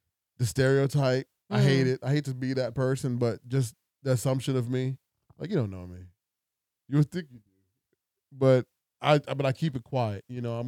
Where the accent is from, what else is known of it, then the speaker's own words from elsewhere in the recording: Arlington, Virginia, United States; moved away as an adult; now in Maryland, United States; We grew up in Arlington.